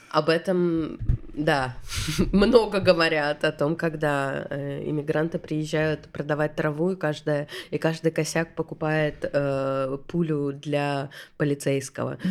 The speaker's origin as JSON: {"language": "Russian", "region": "Saint Petersburg", "country": "Russia", "tie": "born or raised there", "also_born_or_lived": "Istanbul", "moved": "as an adult", "said": "я родилась в Питере, всегда в нем жила"}